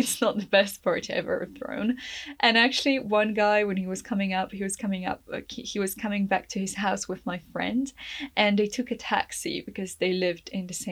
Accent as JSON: {"language": "English", "country": "Poland", "also_born_or_lived": "England", "moved": "as an adult", "said": "I was Polish"}